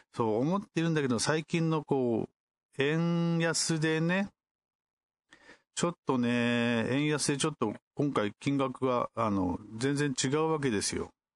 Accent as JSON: {"language": "Japanese", "region": "Kumamoto", "country": "Japan", "tie": "born or raised there", "said": "私の地元である熊本開催なので"}